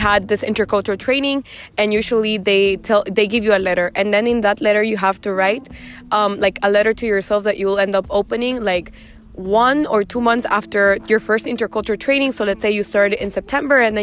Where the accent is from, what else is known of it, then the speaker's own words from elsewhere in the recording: Honduras; now in Germany; The roommate from Honduras. That's me